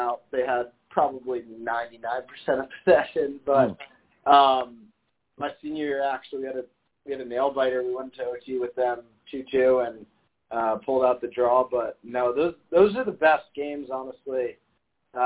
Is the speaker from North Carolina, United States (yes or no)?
no; Westfield, New Jersey, United States; I grew up in Westfield in central New Jersey